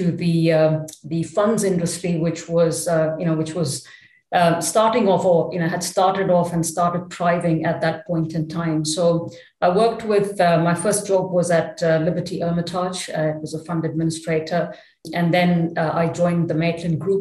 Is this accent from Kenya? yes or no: no; Chennai, Tamil Nadu, India; moved away as an adult; also born or lived in Paris, France; now in Luxembourg; So I grew up in Chennai. It was called Madras in those days. So that's where, you know, I went through all my education